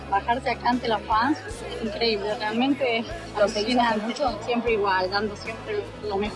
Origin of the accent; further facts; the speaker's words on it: Álvarez, Santa Fe, Argentina; De Álvarez.